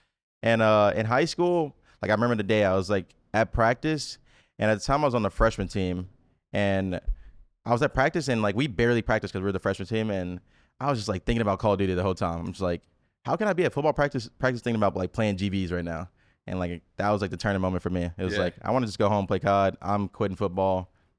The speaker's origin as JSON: {"language": "English", "town": "Memphis", "region": "Tennessee", "country": "United States", "said": "So I'm 23. I'm from Memphis, Tennessee."}